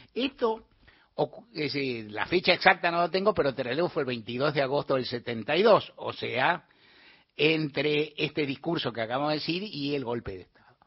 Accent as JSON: {"language": "Spanish", "country": "Argentina"}